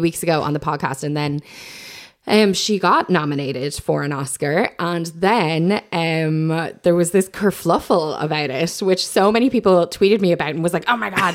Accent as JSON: {"language": "English", "country": "Ireland", "said": "as Irish people"}